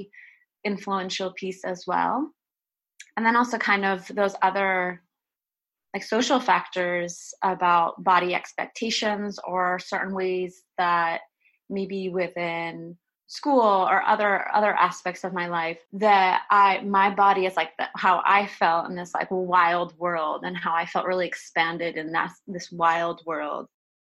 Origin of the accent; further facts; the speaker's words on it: outside of Boston, Massachusetts, United States; moved away; I grew up like in outside of Boston